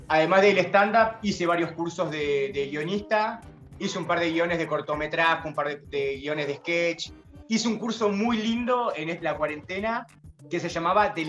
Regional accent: José C. Paz, Buenos Aires Province, Argentina; yo soy de José Cepaz

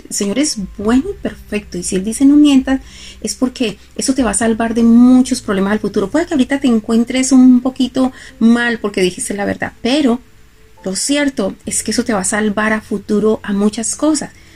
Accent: Colombia; yo soy colombiana

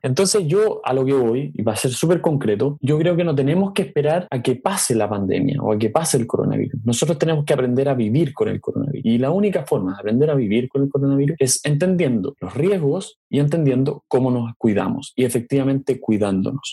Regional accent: Chile; nosotros como chilenos

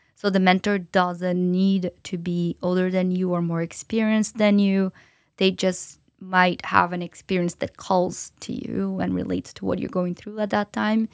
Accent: São Paulo, Brazil; moved away as an adult; now in London, United Kingdom; I'm from Brazil originally, as I mentioned, and I'm from São Paulo

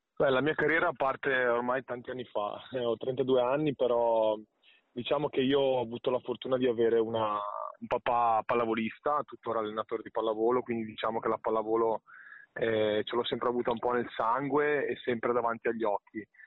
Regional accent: Padua, Veneto, Italy; io sono di Padova, vivo a Padova da, da praticamente una vita

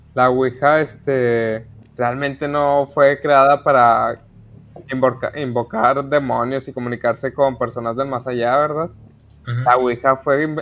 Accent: Mexico; soy mexicano

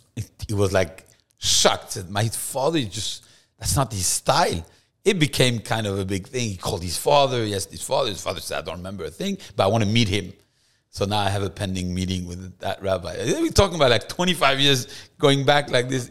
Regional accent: Paris, Île-de-France, France; moved away as an adult; also born or lived in Versailles, France; now in Miami, United States; I was born in France, in Versailles, actually. Um, beautiful place, a small Jewish community, but Versailles has, uh, a lot of history for the Jews. Um, but I grew up in Paris

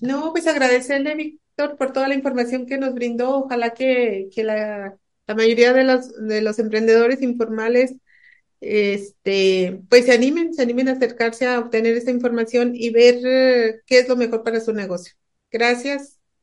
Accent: Mexico; como mexicano

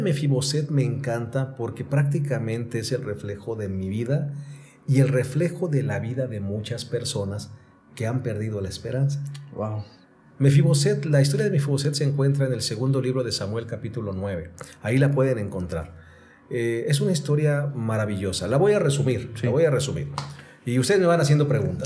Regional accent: Mexico City, Mexico; yo soy de la Ciudad de México

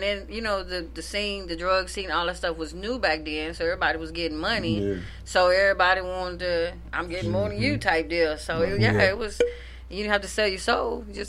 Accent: the South, United States; I'm from the South.

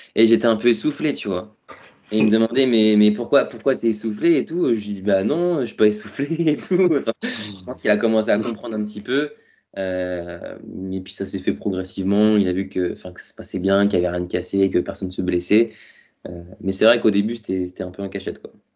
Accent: Touraine, Centre-Val de Loire, France; moved away as an adult; also born or lived in Paris; je suis parti de la Touraine du coup pour faire, euh, faire mes études à Paris

